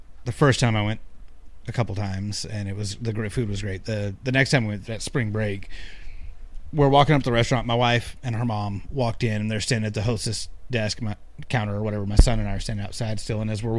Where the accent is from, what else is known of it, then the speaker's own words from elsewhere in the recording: the South, United States; Hey, I'm from the South. I'm still learning.